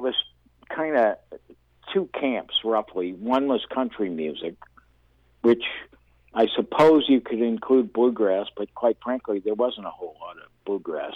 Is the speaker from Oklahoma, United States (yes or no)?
no; Los Angeles, California, United States; I grew up in North Hollywood